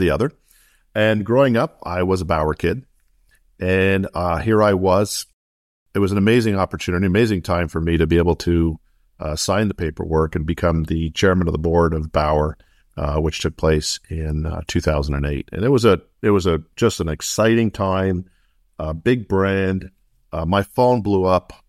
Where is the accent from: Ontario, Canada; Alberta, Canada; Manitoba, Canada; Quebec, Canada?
Quebec, Canada; Montreal; moved away as an adult; also born or lived in Sherbrooke, Quebec / United States; I grew up in Montreal, uh, and then basically, uh, went, uh, to school there and then went really down to f, the States in, uh, in, uh, the late eighties